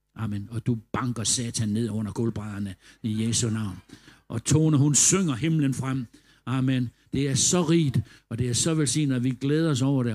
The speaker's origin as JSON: {"language": "Danish", "country": "Denmark", "said": "vi var fra Danmark"}